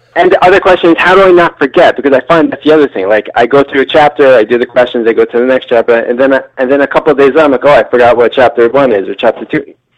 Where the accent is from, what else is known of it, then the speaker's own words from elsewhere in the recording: New York, United States; now in California, United States; I'm from New York, moved to California